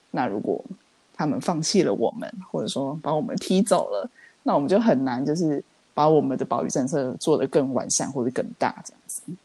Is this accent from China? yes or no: no; Taiwan; 虽然说我们台湾人针对这种事情应该是司空见惯